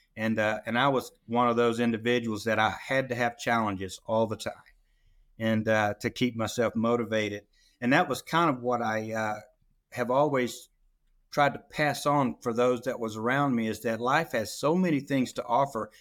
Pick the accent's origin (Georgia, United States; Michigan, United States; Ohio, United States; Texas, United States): Georgia, United States; South; I was born and raised down in South Georgia, right on the Chattahoochee River